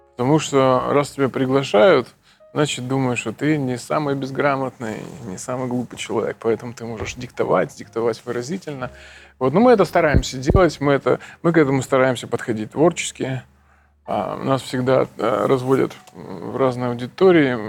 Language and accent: Russian; Kherson, Kherson Oblast, Ukraine; moved away; Я из Херсона.